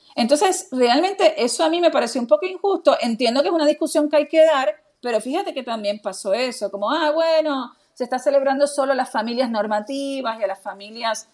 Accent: Argentina

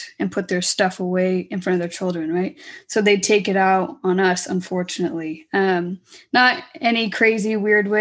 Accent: Orange County, California, United States; I was born and raised in Orange County

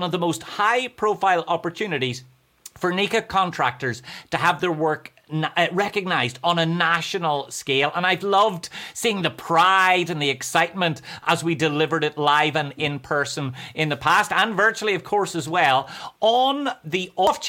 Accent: Ireland; accent: Irish; that's how we say cowboy in Ireland

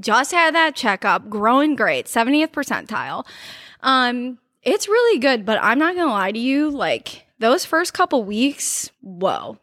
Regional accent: Cleveland, Ohio, United States; some people in Columbus have said that they know that I'm from Cleveland because of the way I talk

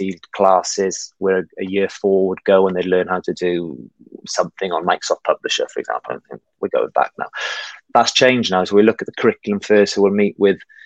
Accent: Wales, United Kingdom; moved away as an adult; also born or lived in Spain; now in Hong Kong; I'm originally from Wales.

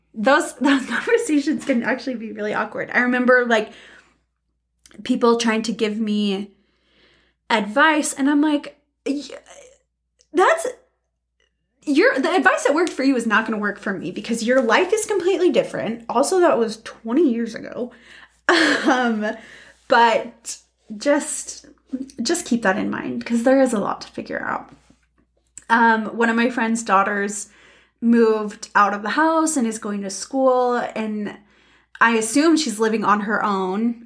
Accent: United States; we're American

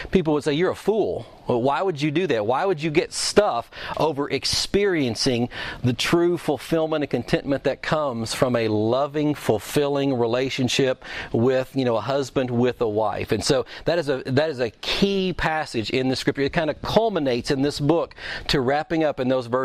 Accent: Kentucky, United States; I'm from Kentucky

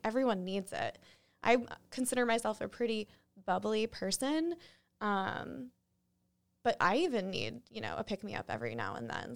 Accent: New Hampshire, United States; moved away; also born or lived in Springfield; I grew up in New Hampshire

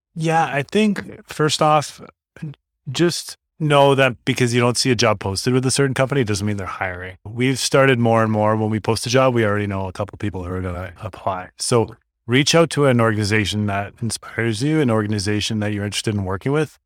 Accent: Toronto, Ontario, Canada; moved away as an adult; now in Northern Ontario, Canada; growing up in Toronto

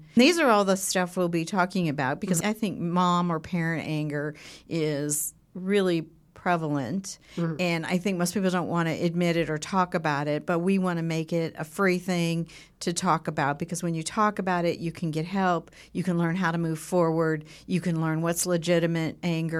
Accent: Southern California, United States; now in Edmond, United States; Well, I was born and raised in Southern California, and I really had a fun, living in Southern California is just fun.

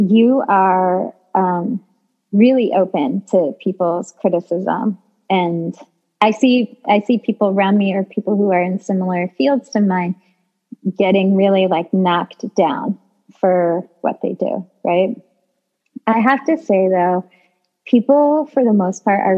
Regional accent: New York City, New York, United States; I'm like a New Yorker through and through

